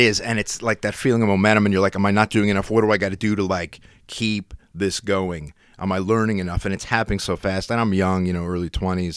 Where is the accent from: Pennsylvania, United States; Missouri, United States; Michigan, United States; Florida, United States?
Pennsylvania, United States; Schuylkill County; I'm from the Skook